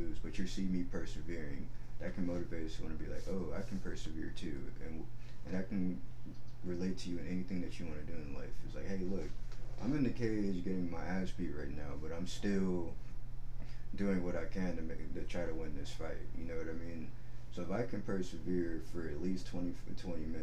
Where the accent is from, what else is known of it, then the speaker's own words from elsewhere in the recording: Houston, Texas, United States; And I'm from the Alden area. There's these apartments called Haverstock Hills. So, like, if you're from Houston